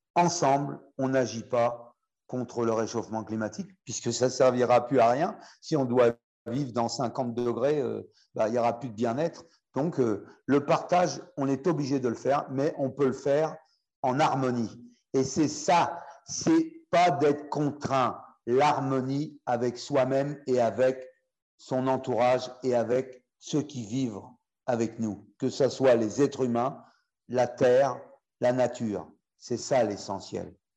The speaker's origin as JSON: {"language": "French", "country": "France", "said": "chez nous, en France"}